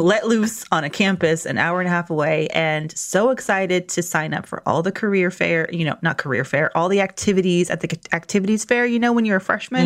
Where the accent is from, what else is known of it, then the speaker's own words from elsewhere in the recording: Atlanta, Georgia, United States; moved away; I'm from Atlanta